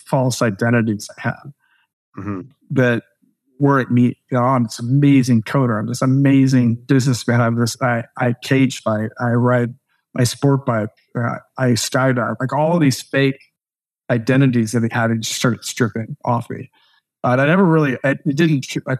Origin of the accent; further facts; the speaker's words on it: the Northwest, Pacific Northwest, United States; we're from the Northwest